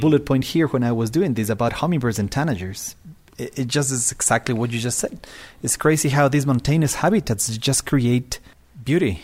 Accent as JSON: {"language": "English", "town": "Quito", "region": "Pichincha", "country": "Ecuador", "said": "I am from Quito, Ecuador. I live at three thousand meters, is my house"}